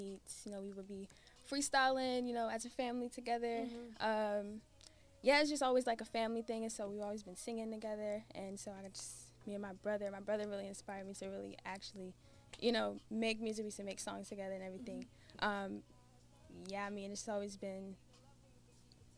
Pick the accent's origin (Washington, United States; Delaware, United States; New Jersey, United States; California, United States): Delaware, United States; now in Atlanta, United States; I'm from Delaware